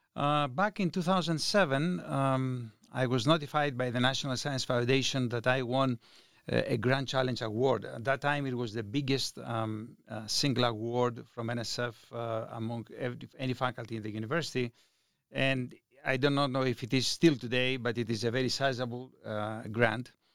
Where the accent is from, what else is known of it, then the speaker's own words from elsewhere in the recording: Greece; moved away as an adult; now in Reno, United States; I was born in Greece. I left Greece uh, when I was 23 years old